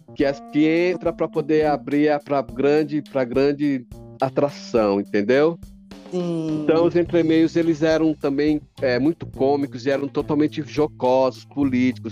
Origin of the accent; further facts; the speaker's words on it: São Paulo, Brazil; also born or lived in Alagoas; eu, enquanto sujeito alagoano que saio de Alagoas com 10 anos, certo? Em 1974 venho para cá em plena ditadura conta, nem sabia que existia, estava com 10 anos, chego aqui em São Paulo